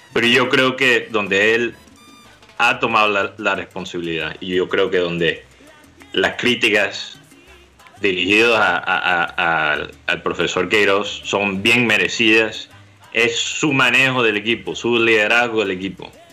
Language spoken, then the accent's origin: Spanish; Colombia; aquí en Colombia